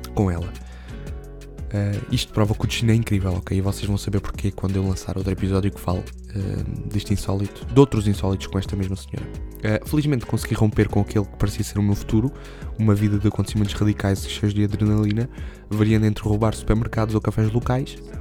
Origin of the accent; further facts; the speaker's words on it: Alentejo, Portugal; aqui na minha terra